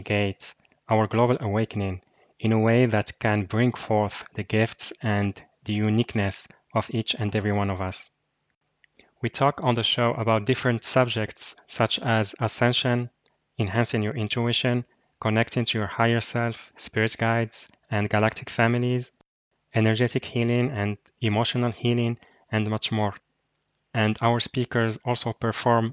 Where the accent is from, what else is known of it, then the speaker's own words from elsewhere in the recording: Morocco; from Morocco.